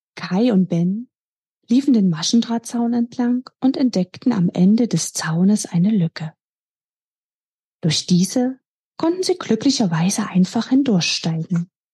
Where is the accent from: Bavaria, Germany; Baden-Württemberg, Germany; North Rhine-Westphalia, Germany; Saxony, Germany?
Saxony, Germany; Dresden; mit Leib und Seele gehöre ich meiner Heimatstadt Dresden